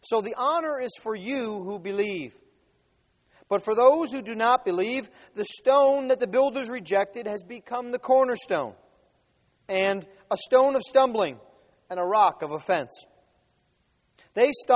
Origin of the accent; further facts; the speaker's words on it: the North, United States; also born or lived in Mississippi; I had to describe myself to people as a Yankee